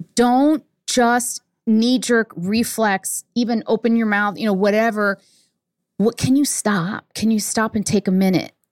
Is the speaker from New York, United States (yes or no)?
yes; New York City, New York, United States; I was born in Manhattan